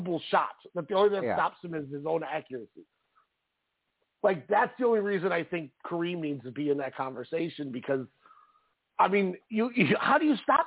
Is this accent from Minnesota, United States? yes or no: yes; Minnesota, United States; I was a Lakers fan because of Minnesota ties before the Timberwolves were a thing